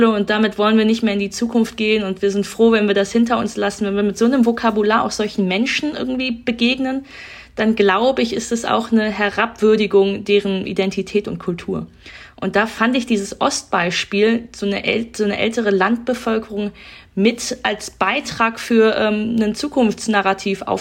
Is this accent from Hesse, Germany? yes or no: no; North Rhine-Westphalia, Germany; Ich komme ja aus Nordrhein-Westfalen und äh, da sind ja diese ganzen Ruhrgebietsdebatten immer sehr präsent gewesen.